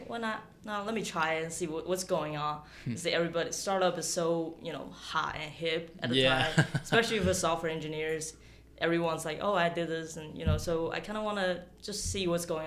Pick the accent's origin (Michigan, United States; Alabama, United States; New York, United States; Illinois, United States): Alabama, United States; Huntsville; now in Atlanta, United States; I grew up in Huntsville